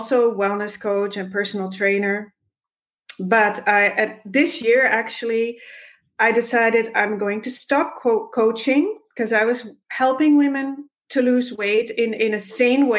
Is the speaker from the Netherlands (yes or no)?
yes; Netherlands; moved away as an adult; now in Alberta, Canada; I was born in the Netherlands, and when I was 25, I married my husband, and when I was 30, we moved to Canada